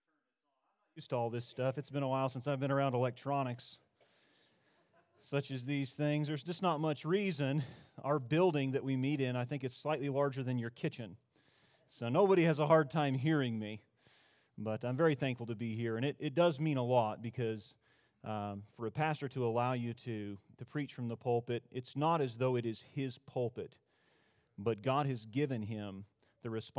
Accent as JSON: {"language": "English", "town": "Tok", "region": "Alaska", "country": "United States", "said": "I'm from Tok, Alaska. That is rural interior Alaska."}